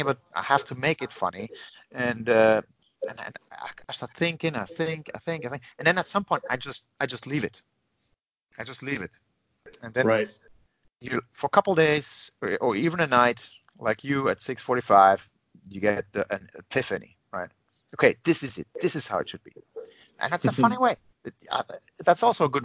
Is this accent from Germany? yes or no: yes; Germany; first language Finnish and German; English is a second language; My father was Serbian. My father Finnish, and I was born in Germany